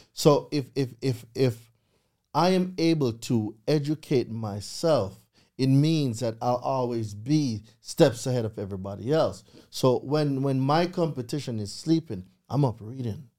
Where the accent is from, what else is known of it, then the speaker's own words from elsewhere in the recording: Jamaica; moved away as an adult; now in United States; I'm a real island boy, yard man, straight from Jamaica. Um, grew up in Jamaica for twenty years